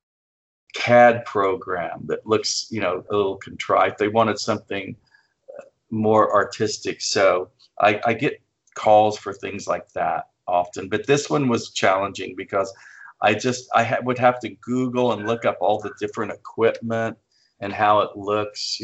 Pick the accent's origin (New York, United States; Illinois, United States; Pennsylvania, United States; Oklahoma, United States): Oklahoma, United States; flat; moved away; growing up in Flat, Oklahoma